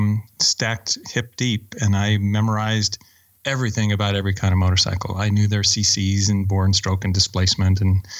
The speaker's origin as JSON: {"language": "English", "town": "Oakland", "region": "California", "country": "United States", "tie": "born or raised there", "also_born_or_lived": "Alabama / Orinda, California / Mountain View, California", "said": "I grew up very poor in Oakland"}